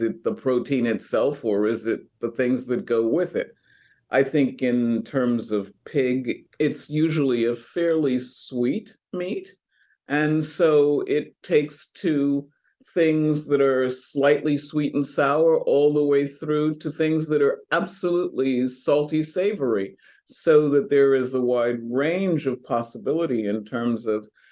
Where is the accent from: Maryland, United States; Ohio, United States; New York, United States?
New York, United States; now in Louisiana, United States; I grew up eating chicharron in New York